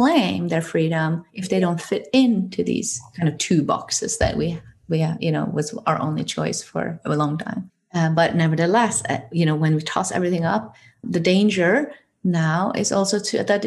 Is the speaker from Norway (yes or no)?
yes; Norway; I come from Norway